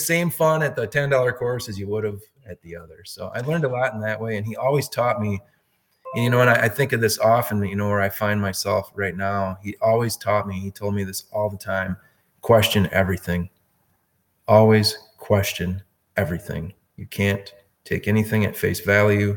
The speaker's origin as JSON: {"language": "English", "town": "La Crosse", "region": "Wisconsin", "country": "United States", "tie": "born or raised there", "said": "Born and raised in La Crosse, Wisconsin"}